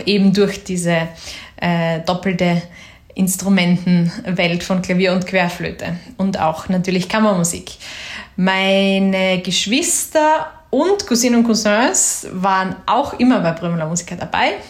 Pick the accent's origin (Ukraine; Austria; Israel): Austria; Graz, Styria; ich bin aus Graz